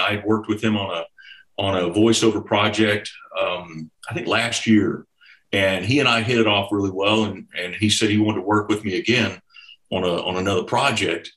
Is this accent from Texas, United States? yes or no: yes; Houston, Texas, United States; now in Arkansas, United States; I grew up in Houston, Texas. I'm a Texan